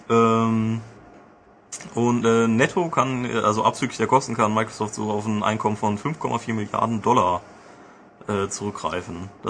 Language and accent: German; Augsburg, Bavaria, Germany; Aber ich bin aus Augsburg.